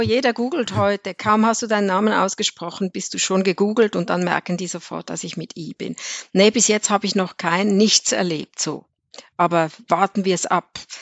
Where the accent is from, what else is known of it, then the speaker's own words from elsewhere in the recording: Switzerland; ich bin aus der Schweiz